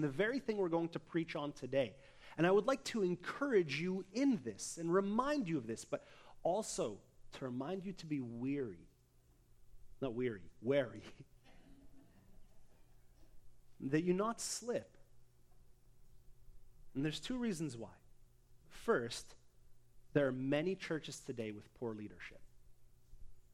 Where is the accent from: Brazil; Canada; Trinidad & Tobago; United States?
Canada; Abbotsford, British Columbia; my hometown, Abbotsford